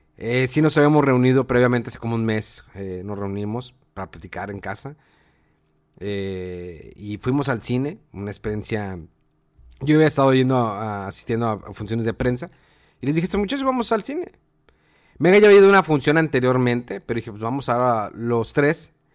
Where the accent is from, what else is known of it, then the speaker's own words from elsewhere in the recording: Mexico; somos mexicanos